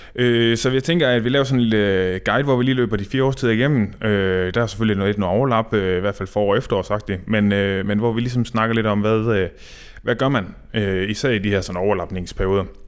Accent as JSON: {"language": "Danish", "area": "North Jutland", "region": "North Denmark Region", "country": "Denmark", "said": "det blæser i hvert fald op i Nordjylland, hvor jeg kommer fra"}